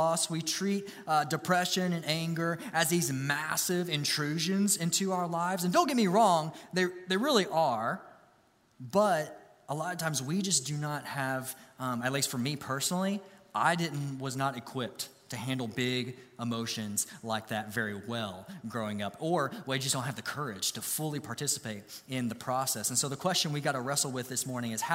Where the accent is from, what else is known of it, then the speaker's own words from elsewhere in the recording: Grayson, Kentucky, United States; I grew up in Grayson, Kentucky